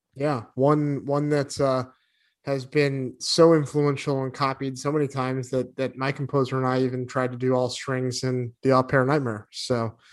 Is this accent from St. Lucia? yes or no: no; New England, United States; moved away; also born or lived in Arizona; growing up in New England